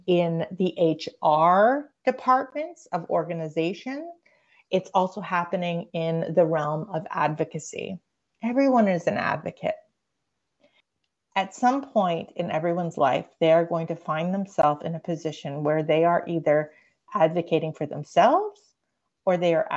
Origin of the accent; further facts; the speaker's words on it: Canada; now in United States; I grew up in Canada